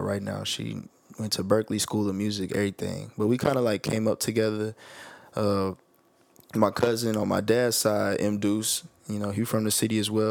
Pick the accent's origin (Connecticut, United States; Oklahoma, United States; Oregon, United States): Oklahoma, United States; Oklahoma City; also born or lived in Edmond, Oklahoma; I'm from Oklahoma City. You know, we in OKC, undisclosed location. But I went to school and the suburb, Edmond Public Schools, is where we went to school